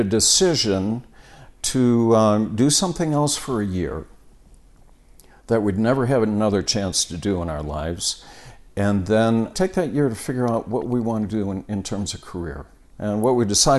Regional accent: Park Ridge, Illinois, United States; now in Colorado, United States; I grew up in a town called Park Ridge, bordered Chicago on the northwest side

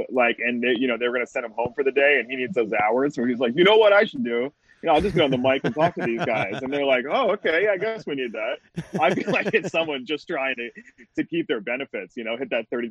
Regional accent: East Coast, United States; moved away; I grew up in the East Coast

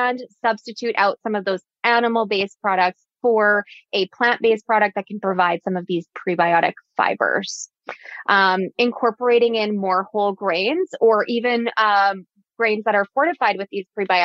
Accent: Alberta, Canada; I'm from Alberta

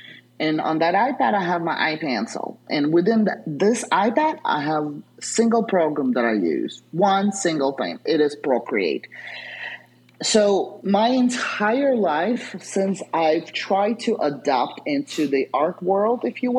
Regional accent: New York, United States; I don't have patience for anything, being the New Yorker that I am, right?

